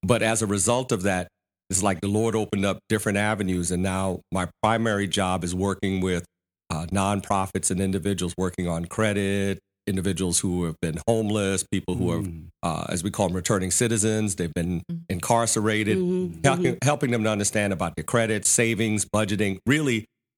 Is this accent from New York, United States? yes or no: yes; New York, United States; I came from New York, graduated, got a job working for a bank down here.